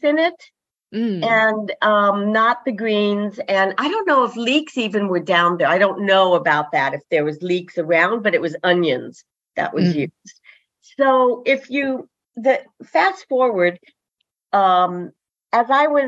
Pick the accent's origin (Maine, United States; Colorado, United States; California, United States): Colorado, United States; Denver; I grew up in Denver